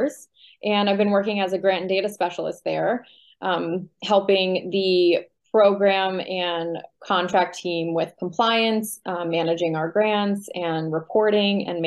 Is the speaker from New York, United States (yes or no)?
yes; Syracuse, New York, United States; I was born and raised here in Syracuse. I'm from the east side, true local, true native.